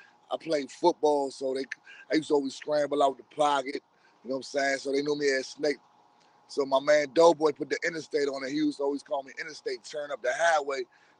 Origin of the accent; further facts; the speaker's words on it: Woodbridge, Virginia, United States; I'm from Woodbridge, Virginia, DMV area.